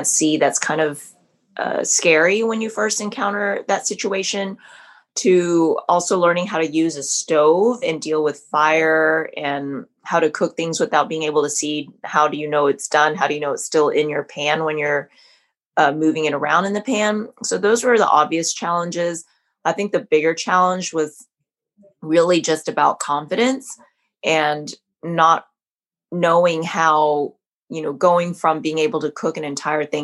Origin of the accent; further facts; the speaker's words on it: Southern California, United States; I was born in Southern California. So I grew up eating a lot of great Vietnamese food